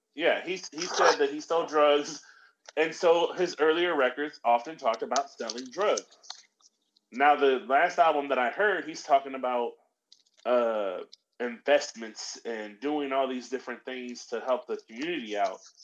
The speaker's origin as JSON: {"language": "English", "area": "Middle America", "region": "Midwest", "country": "United States", "tie": "born or raised there", "said": "I grew up in Middle America"}